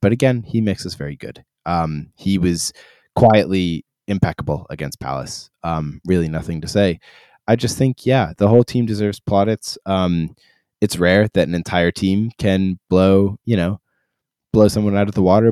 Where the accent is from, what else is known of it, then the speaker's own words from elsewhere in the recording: Ireland; I am Irish